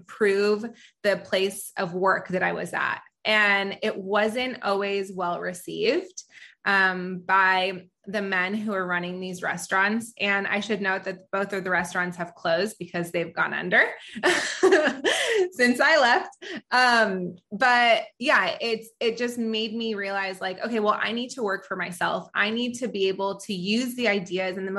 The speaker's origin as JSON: {"language": "English", "region": "California", "country": "United States", "tie": "born or raised there", "also_born_or_lived": "Israel", "said": "I was born in Israel and I moved to California, at a very young age"}